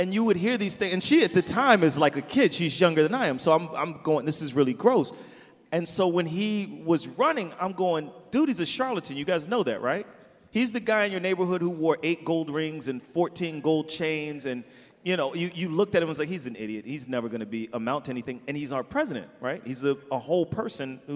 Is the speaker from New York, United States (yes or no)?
yes; New York City, New York, United States; as a New Yorker